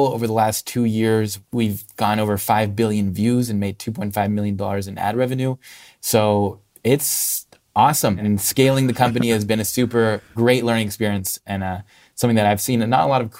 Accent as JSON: {"language": "English", "country": "Russia", "tie": "born or raised there", "also_born_or_lived": "Spain / Hong Kong", "lives_now": "United States", "said": "I grew up in Russia, Spain, and Hong Kong. When people ask me, where are you from? It's a hard question because there are other layers deeper than that. But I moved to the US about 5 years ago for college."}